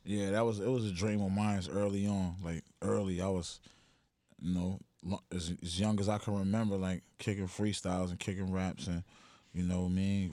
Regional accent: Buffalo, New York, United States; I'm from the east side of Buffalo, New York.

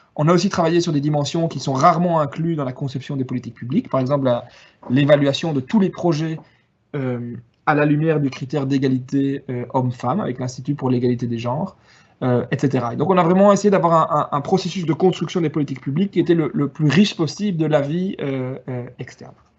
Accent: Wallonia, Belgium; je suis originaire de Wallonie

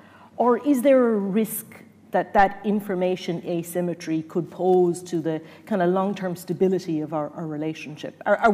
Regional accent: Ireland; as Irish people

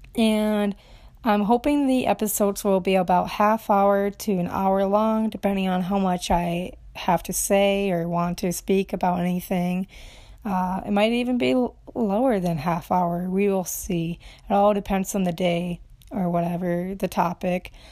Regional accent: Romania; English is a second language; now in Minnesota, United States; I'm from Romania. I've been here seventeen years in the U S, in Minnesota

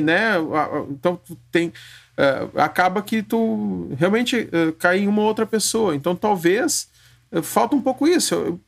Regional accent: Rio Grande do Sul, Brazil; Eu sou do Rio Grande do Sul também

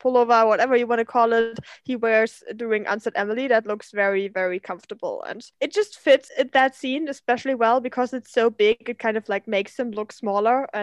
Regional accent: Germany; I grew up in Germany and my parents took me to the sauna when I was like 3 maybe, and here in Germany sauna is

